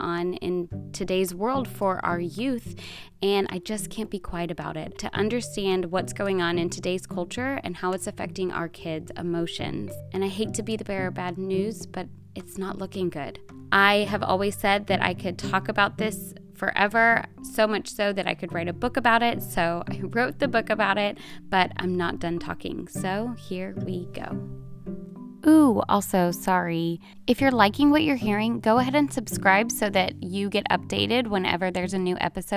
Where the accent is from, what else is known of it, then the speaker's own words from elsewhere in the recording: The Woodlands, Texas, United States; my hometown